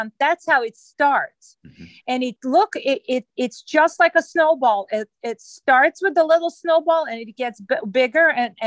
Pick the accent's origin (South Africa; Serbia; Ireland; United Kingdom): Serbia; Belgrade; now in Maryland, United States; I was born in Yugoslavia, and the country does not exist any longer. So I was born in Belgrade